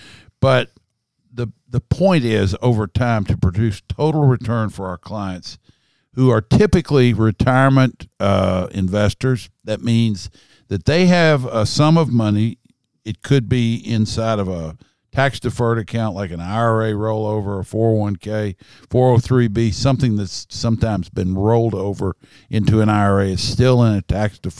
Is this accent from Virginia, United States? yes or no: no; Kentucky, United States; I'm a guy from Kentucky.